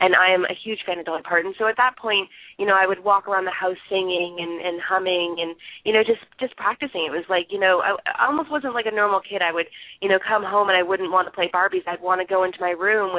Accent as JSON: {"language": "English", "town": "Barrie", "region": "Ontario", "country": "Canada", "tie": "born or raised there", "said": "Barrie, Ontario, and I'm from Canada."}